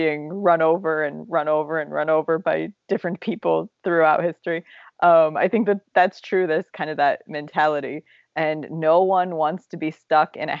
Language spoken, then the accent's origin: English; Appalachia, Ohio, United States; moved away; having grown up in Appalachia, Ohio, where it's full of tornadoes